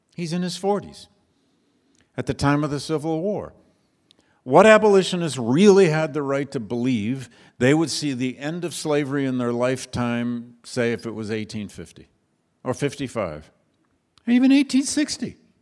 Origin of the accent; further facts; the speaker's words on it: Flint, Michigan, United States; moved away; I grew up in Flint, Michigan, just up the road.